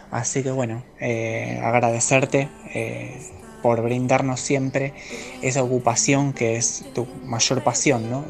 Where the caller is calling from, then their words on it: Rosario, Santa Fe, Argentina; de Rosario.